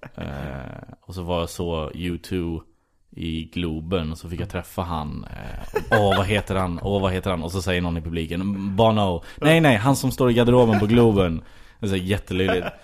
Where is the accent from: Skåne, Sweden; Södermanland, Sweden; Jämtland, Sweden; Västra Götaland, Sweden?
Västra Götaland, Sweden; Skara; moved away as an adult; also born or lived in United States; jag är ju ursprungligen från Skara mm. i Västergötland. Eh, och eh, sen flyttade jag upp hit för att börja plugga film